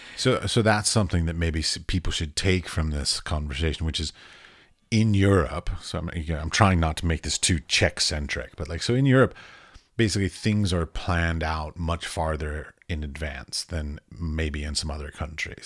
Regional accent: Washington, District of Columbia, United States; I grew up in Washington, D C

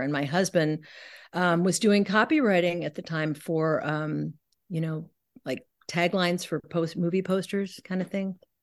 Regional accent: San Francisco, California, United States; also born or lived in New York; now in Pacific Northwest, United States; I grew up in San Francisco in, in the sixties

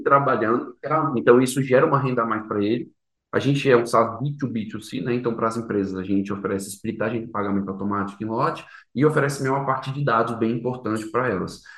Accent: Brasília, Federal District, Brazil; E sou de Brasília, natural de Brasília, meu pai é carioca, minha mãe é paulista

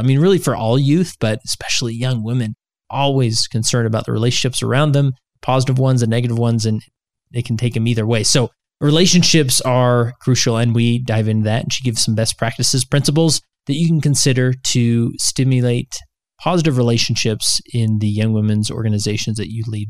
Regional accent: West Valley City, Utah, United States; I'm from West Valley

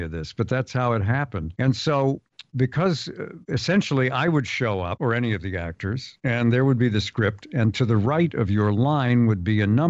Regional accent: San Diego, California, United States; I'm from the Ocean Beach section of San Diego

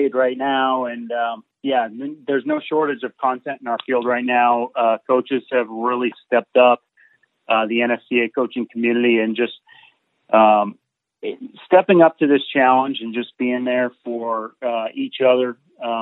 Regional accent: Burlington, Vermont, United States; I grew up in Burlington, Vermont, so up in the Northeast

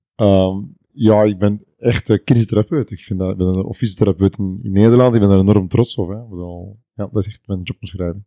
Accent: East Flanders, Belgium; Ik ben uh, Bekenaar, ja, dat is de provincie Oost-Vlaanderen

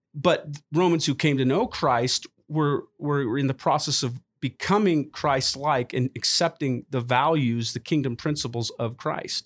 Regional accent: United States; as an American

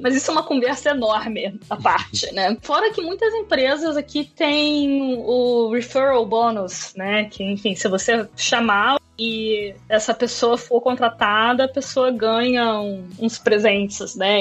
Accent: Niterói, Rio de Janeiro, Brazil; moved away as an adult; also born or lived in Berlin; now in London, United Kingdom; Eu sou de Niterói, no Rio de Janeiro.

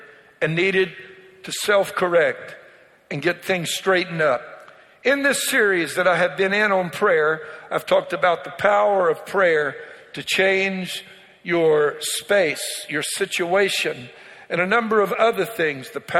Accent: Louisiana, United States; I'm from Louisiana. And so one of the things that Cajuns like to do is they like to tell Boudreaux jokes. That's my community

